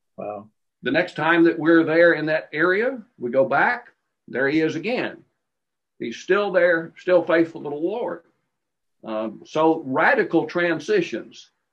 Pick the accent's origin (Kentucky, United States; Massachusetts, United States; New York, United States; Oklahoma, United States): Kentucky, United States; Glasgow; I was born in Glasgow, Kentucky, and um, I obeyed the gospel um, in a little congregation called Bearwallow, which was north of Glasgow, uh, when I was 12 years old